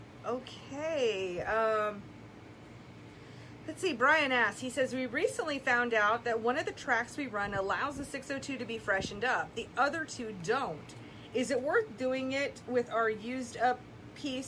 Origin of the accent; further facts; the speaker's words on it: Minnesota, United States; accent: Minnesota; my Minnesota accent